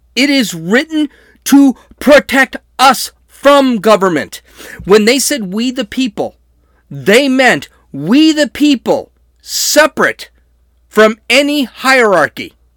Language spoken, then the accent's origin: English; San Diego, California, United States; I'm from San Diego